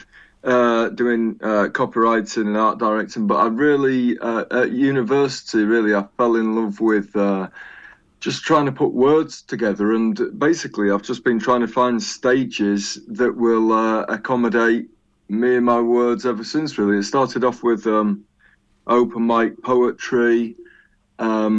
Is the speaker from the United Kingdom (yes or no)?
yes; York, Yorkshire and the Humber, United Kingdom; I come from York, or Yoke, as I like to call it